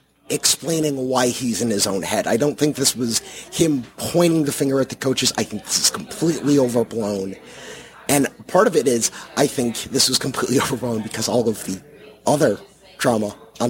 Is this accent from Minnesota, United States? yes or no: no; Chicago, Illinois, United States; now in Atlanta, United States; I am from the Chicago area.